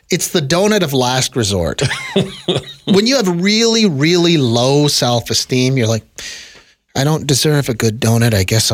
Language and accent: English; Manitoba, Canada; I am from Manitoba originally.